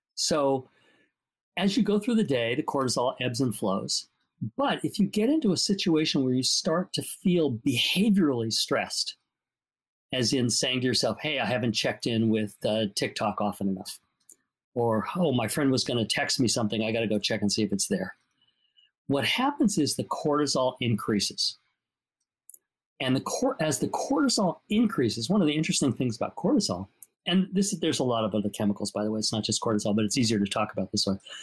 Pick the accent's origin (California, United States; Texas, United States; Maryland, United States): California, United States; Los Angeles; I grew up in Los Angeles too